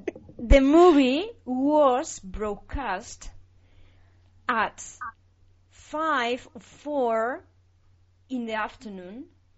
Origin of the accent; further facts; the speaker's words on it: Madrid, Community of Madrid, Spain; English is a second language; people from the Santa of Spain, like me, that's from Madrid